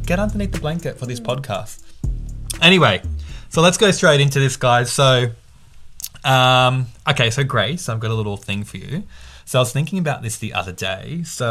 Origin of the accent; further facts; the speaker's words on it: Australia; I was born in Australia. I don't even look Asian. I look like everything.